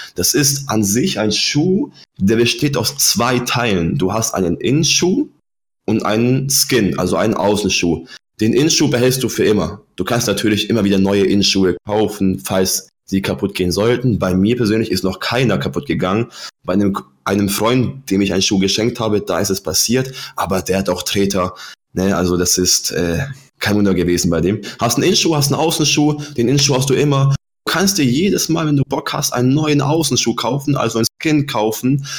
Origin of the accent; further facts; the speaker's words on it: Germany; also born or lived in Poland; ich bin mit fünf Jahren von Polen nach Deutschland ausgewandert